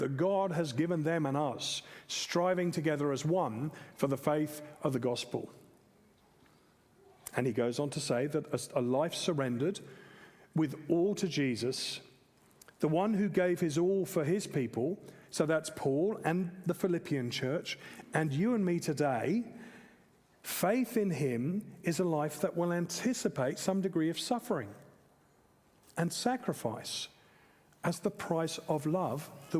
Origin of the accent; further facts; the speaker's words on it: England, United Kingdom; moved away as an adult; now in Australia; I'm also an English man and a British citizen